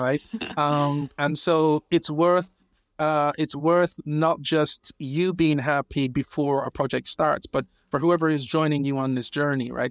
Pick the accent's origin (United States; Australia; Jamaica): Jamaica; now in United Kingdom; I was born in Jamaica. I've been in the U K, I think, now maybe fifteen years or so.